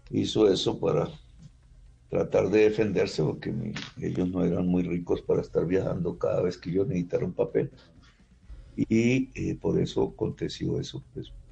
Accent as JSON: {"language": "Spanish", "town": "Zipaquirá", "region": "Cundinamarca", "country": "Colombia", "tie": "born or raised there", "also_born_or_lived": "Ciénaga de Oro, Córdoba, Colombia", "moved": "as an adult", "said": "Entonces, desde Zipaquirá yo vivo de los, desde los 10 hasta los 25 años. ¿Por qué mi cédula dice que nací en Zipaquirá?"}